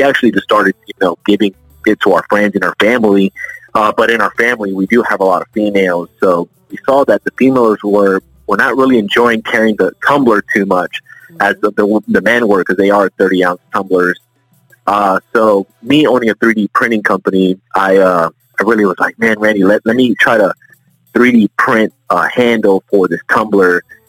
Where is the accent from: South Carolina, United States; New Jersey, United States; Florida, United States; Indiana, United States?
Florida, United States; Orlando; I was actually born and raised here in Orlando. I'm a native.